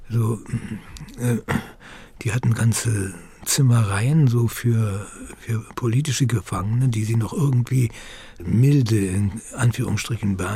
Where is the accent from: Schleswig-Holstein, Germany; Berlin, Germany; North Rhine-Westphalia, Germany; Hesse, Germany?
Berlin, Germany; moved away; so war meine Muttersprache die hauptsächliche Sprache, in der ich mich orientierte und dachte und handelte, eben Deutsch bis 1946, äh, was das Jahr unserer Entführung aus Berlin ist, durch die Sowjets eben.